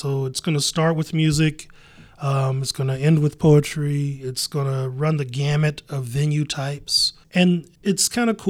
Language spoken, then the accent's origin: English; Columbus, Ohio, United States; I am from here. Okay. I've been here all my life.